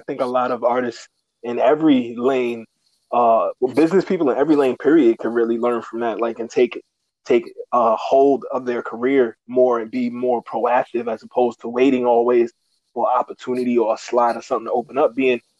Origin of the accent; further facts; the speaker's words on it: New York City, New York, United States; also born or lived in Uptown Manhattan; Originally Brooklyn, but I stay uptown now.